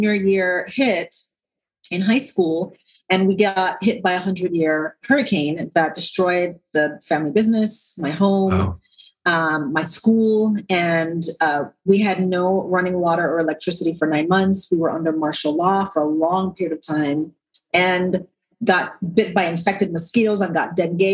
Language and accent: English; St. Croix, U.S. Virgin Islands; moved away; So I'm originally from the Caribbean. So I was born and raised on the island of St. Croix in the Virgin Islands.